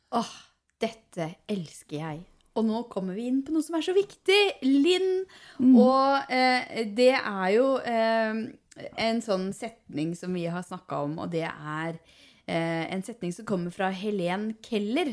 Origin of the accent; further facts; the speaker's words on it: Hallingdal, Buskerud, Norway; now in Nesodden, Norway; jeg er fra Hallingdal